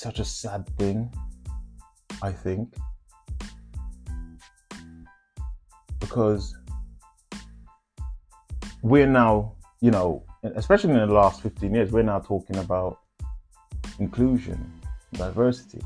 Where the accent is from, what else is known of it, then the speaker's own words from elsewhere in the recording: Jamaica; accent: Jamaican Patois; first language Jamaican Patois; moved away as an adult; now in United Kingdom; when I first came to the UK, and my accent was still Patois, Jamaican language.